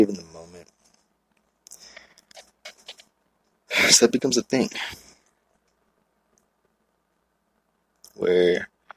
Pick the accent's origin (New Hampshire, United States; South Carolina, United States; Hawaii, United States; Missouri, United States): Hawaii, United States; I'm from Hawaii